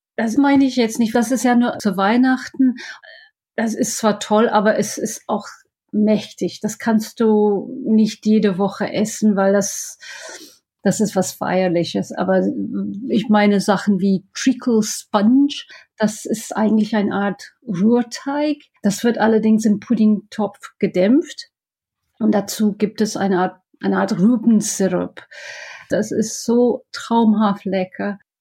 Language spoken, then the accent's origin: German; Scotland, United Kingdom; German is a second language; moved away as an adult; now in Düsseldorf, Germany; Ich komme ja aus Schottland